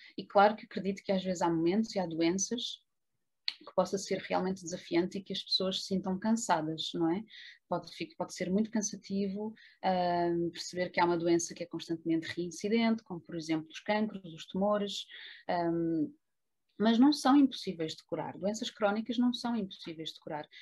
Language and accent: Portuguese; Lisbon, Portugal; moved away as an adult; also born or lived in Trás-os-Montes; eu vivia muito longe da minha cidade natal, que é Lisboa